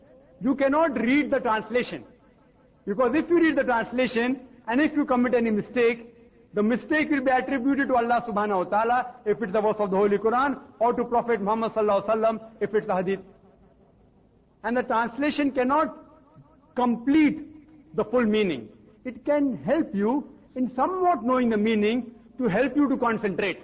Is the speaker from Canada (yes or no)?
no; India; I, as an Indian who don't know French or German